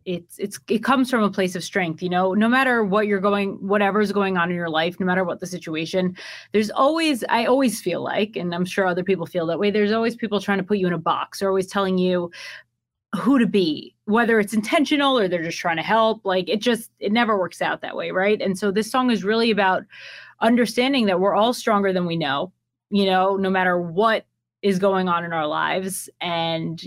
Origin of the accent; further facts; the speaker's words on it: New York, United States; moved away as an adult; also born or lived in Miami; I am from New York